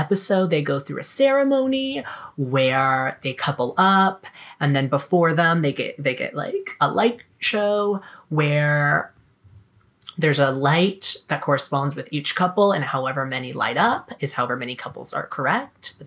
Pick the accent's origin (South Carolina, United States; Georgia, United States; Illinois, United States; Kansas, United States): South Carolina, United States; moved away as an adult; also born or lived in Florida; growing up in South Carolina, going to college in Florida